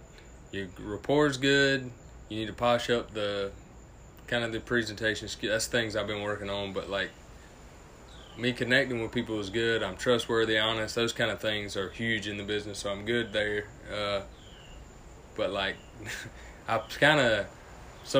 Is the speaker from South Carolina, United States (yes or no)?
yes; Greenwood, South Carolina, United States